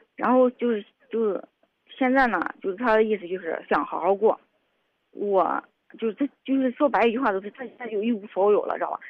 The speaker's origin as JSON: {"language": "Chinese", "region": "Henan", "country": "China", "also_born_or_lived": "Shanxi", "moved": "yes", "said": "我是河南的"}